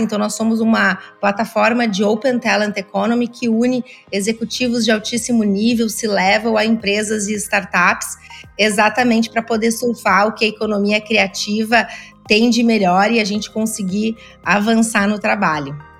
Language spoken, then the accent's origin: Portuguese; Rio Grande do Sul, Brazil; Eu sou gaúcha, muitas das minhas empresas foram fundadas aqui no Rio Grande do Sul